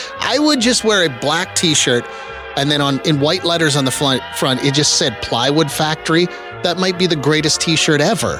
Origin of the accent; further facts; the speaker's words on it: Chemainus, British Columbia, Canada; born there; I was born in a town on Vancouver Island called Chema